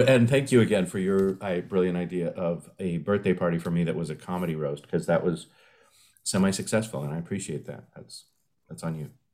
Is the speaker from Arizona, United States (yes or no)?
no; San Diego, California, United States; my hometown of San Diego